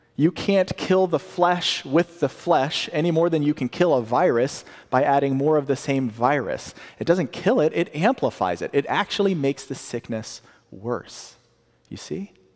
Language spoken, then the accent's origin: English; the South, United States; I'm from the South